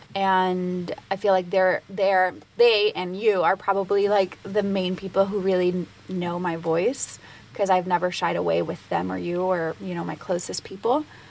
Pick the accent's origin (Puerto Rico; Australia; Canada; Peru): Puerto Rico; growing up in Puerto Rico, it is a Latin culture